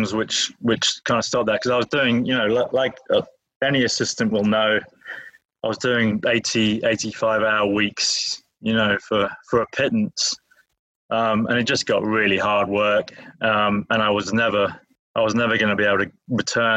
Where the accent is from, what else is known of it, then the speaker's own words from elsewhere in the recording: England, United Kingdom; moved away as an adult; also born or lived in Liverpool; now in United States; I'm from England, born in England. Came to the States in 2000, just after 9/11